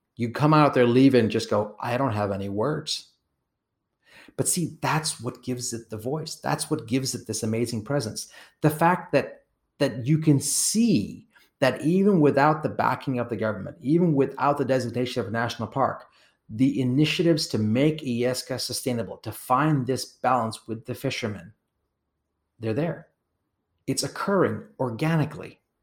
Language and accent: English; Kenya; I was born in Kenya.